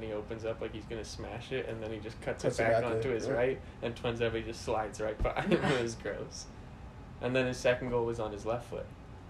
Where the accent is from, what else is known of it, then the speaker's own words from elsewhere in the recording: Ireland; because I'm Irish.